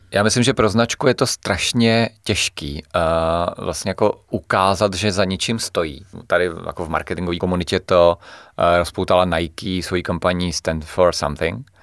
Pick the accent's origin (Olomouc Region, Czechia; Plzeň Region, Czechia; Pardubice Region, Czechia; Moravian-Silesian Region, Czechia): Plzeň Region, Czechia; Klatovy; u nás v Klatovech